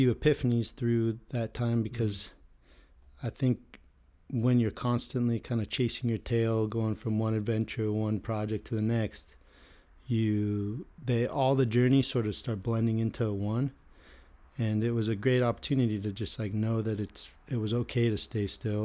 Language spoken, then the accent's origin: English; Manhattan Beach, California, United States; Manhattan Beach was a dream to grow up in.